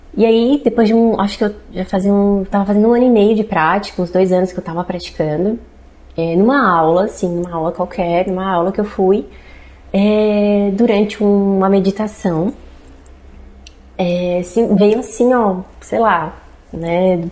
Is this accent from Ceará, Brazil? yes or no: no; Braço do Norte, Santa Catarina, Brazil; also born or lived in Jaraguá do Sul; Quando eu tinha uns 5 anos de idade, a gente voltou para Braço do Norte.